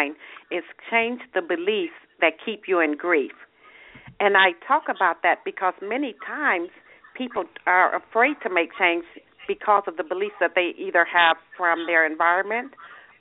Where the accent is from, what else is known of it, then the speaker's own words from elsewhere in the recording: Michigan, United States; now in Arizona, United States; I'm actually from Michigan, and I live in Arizona now